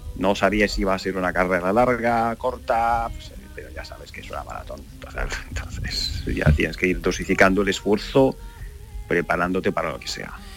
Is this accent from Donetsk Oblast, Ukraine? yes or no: yes; Donetsk, Donetsk Oblast, Ukraine; Spanish is a second language; now in Spain; nosotros que somos de Donetsk